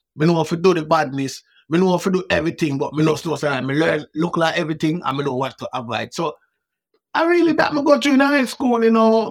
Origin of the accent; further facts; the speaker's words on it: Kingston, Jamaica; I wasn't harassed by police growing up in Waterhouse